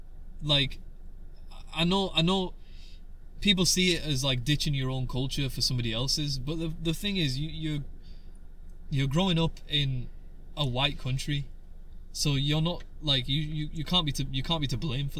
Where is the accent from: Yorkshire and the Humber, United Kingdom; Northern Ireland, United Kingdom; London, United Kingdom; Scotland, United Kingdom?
Yorkshire and the Humber, United Kingdom; accent: Yorkshire; Yeah, my dad's got a broader Yorkshire accent than I do.